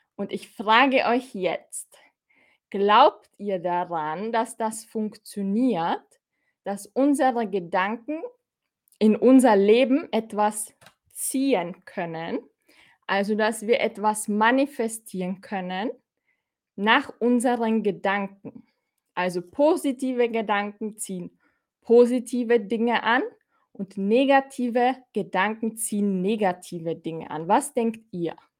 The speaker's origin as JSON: {"language": "German", "country": "Austria", "said": "ich bin aus Österreich. Kannst du es hören? Ich bin aus Österreich"}